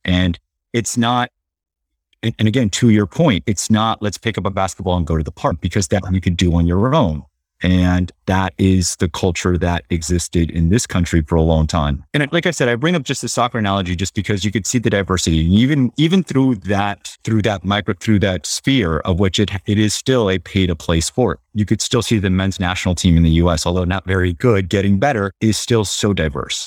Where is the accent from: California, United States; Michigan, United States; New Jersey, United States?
California, United States; Los Angeles; I'm Latino, you know, born and raised here in L